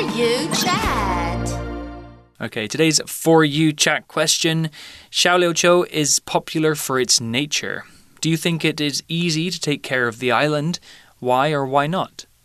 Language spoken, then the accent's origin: English; United Kingdom; I'm British